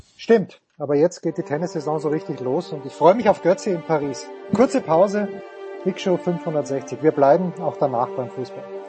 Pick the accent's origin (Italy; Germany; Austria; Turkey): Austria; Ich bin selber Österreicher